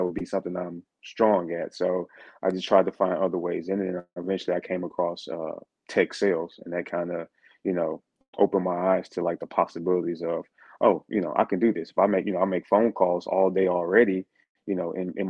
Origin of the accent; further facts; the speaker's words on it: St. Louis, Missouri, United States; moved away; I'm originally from St. Louis, Missouri. So I'm originally from the States